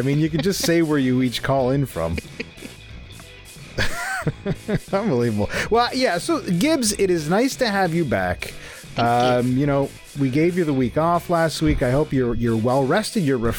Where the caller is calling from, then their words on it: Mississauga, Ontario, Canada; I'm calling from Mississauga, Ontario.